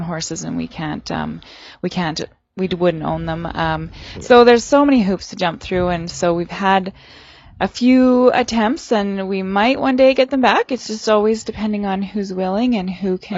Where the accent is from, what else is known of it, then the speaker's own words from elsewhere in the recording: Saskatchewan, Canada; now in Prince George, Canada; I'm from Saskatchewan